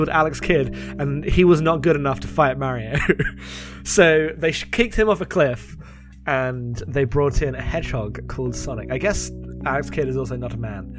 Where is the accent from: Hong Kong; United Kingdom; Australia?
United Kingdom; accent: British; my very British accent